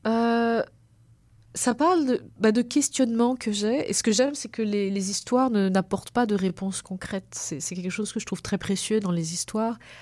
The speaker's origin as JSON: {"language": "French", "country": "Réunion", "tie": "born or raised there", "moved": "yes", "said": "moi j'ai quand même choisi de partir, mais mon, cordon il reste là-bas"}